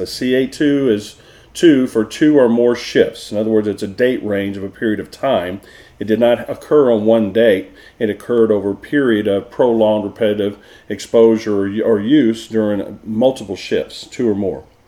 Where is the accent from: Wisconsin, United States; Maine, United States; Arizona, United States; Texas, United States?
Texas, United States; moved away; also born or lived in Florida / Oklahoma; I'm from Texas, so I say it wrong